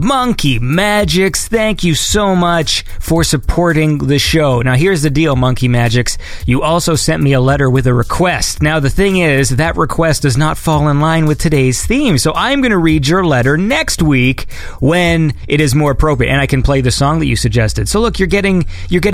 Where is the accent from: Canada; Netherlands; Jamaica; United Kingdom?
Canada; I'm Canadian